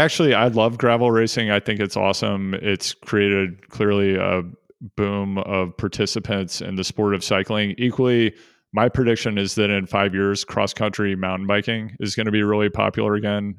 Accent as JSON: {"language": "English", "region": "Missouri", "country": "United States", "tie": "born or raised there", "said": "I grew up in Missouri"}